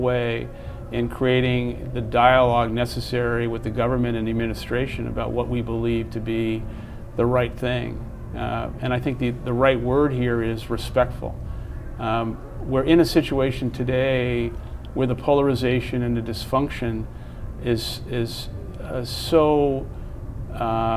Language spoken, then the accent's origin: English; United States; I'm an American